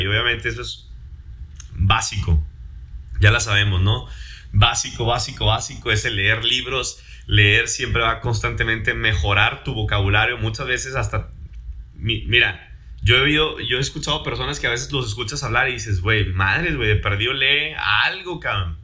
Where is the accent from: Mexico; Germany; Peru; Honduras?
Mexico; first language Spanish; Soy mexicano